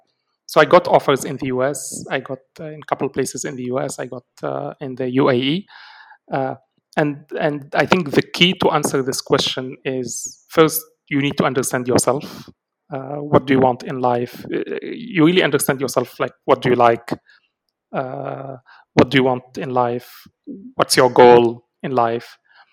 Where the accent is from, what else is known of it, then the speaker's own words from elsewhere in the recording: Algeria; Algeria is definitely my home country.